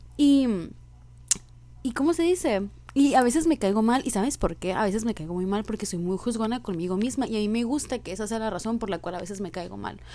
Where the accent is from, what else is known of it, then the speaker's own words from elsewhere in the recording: Sonora, Mexico; soy de Sonora y aquí es un pinche desierto infernal